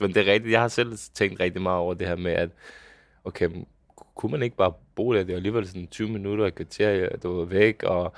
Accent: Bagsværd, Capital Region of Denmark, Denmark; hvor jeg er opvokset hen. Det var øh, ude i Bagsvær, et lille boligområde

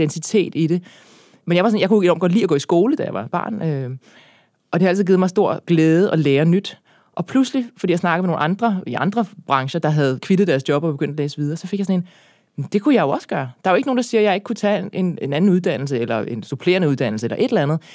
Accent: Birkerød, Capital Region of Denmark, Denmark; jeg er opvokset i Birkerød

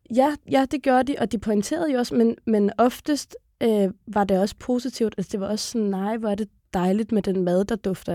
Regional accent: Copenhagen, Capital Region of Denmark, Denmark; så er jeg født og opvokset på Blågårdsplads Plads inde i kernen af på København Nørrebro

